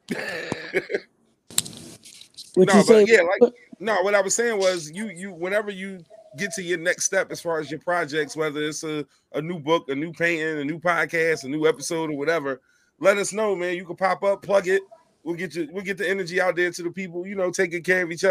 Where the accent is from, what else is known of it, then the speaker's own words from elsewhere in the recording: Philadelphia, Pennsylvania, United States; I am from Philadelphia, Pennsylvania. I was born and raised. It's where I stay right now